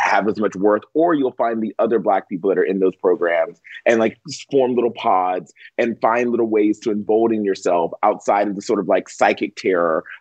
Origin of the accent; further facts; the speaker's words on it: the South, United States; I grew up in the South